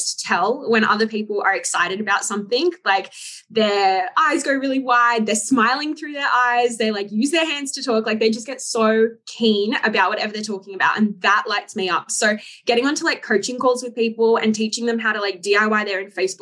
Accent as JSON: {"language": "English", "town": "Sydney", "region": "New South Wales", "country": "Australia", "said": "I'm from Sydney, Australia"}